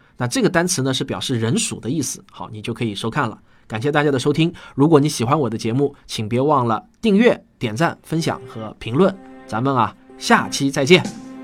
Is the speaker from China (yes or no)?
yes; China; 我们中国人从未想到研究一下这些骨头